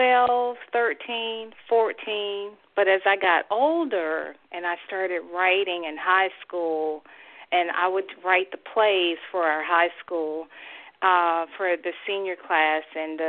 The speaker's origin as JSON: {"language": "English", "town": "Durham", "region": "North Carolina", "country": "United States", "tie": "born or raised there", "said": "Well, I grew up in Durham, North Carolina, a great middle-class family. We had our issues, but my father was an Army officer, my mom an administrator at colleges, and they reared 4 girls, the Barbie girls, and we were Army brats."}